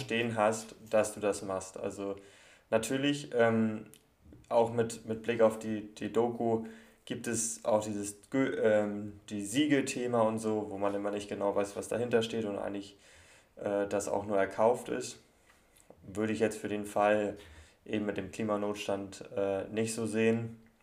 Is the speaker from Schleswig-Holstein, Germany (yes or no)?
yes; Kiel, Schleswig-Holstein, Germany; Ich bin, bin ja Kieler und wohne auch in, noch in Kiel